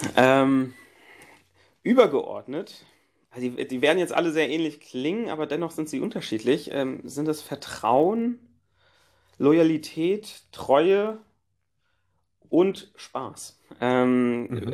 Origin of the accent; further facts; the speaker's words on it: Frankfurt, Hesse, Germany; ich bin als Frankfurter